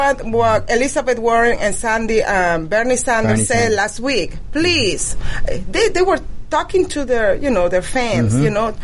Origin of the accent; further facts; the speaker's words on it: Venezuela; English is a second language; moved away as an adult; now in United States; I was born in Venezuela. I grew up in Venezuela. I experienced the socialism system in Venezuela